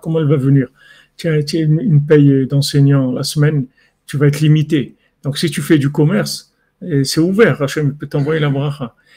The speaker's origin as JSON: {"language": "French", "country": "Morocco", "said": "je suis un Marocain"}